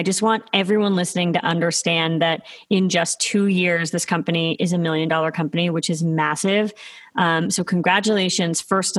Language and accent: English; Toronto, Ontario, Canada; By the way, I am also from Toronto.